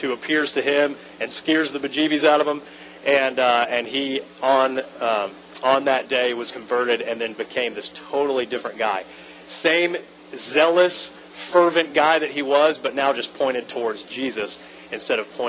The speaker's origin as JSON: {"language": "English", "town": "Atlanta", "region": "Georgia", "country": "United States", "moved": "as an adult", "lives_now": "Lakeland, United States", "said": "I'm from Atlanta originally. We moved to Lakeland 7 years ago"}